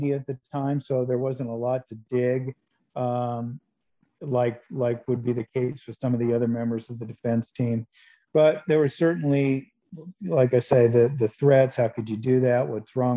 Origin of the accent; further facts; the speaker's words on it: Seattle, Washington, United States; now in Phoenix, United States; I grew up in Seattle